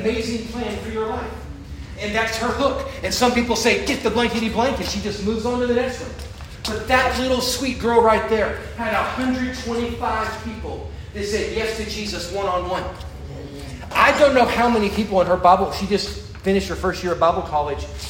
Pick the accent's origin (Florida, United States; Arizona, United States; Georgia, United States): Florida, United States; I'm from Florida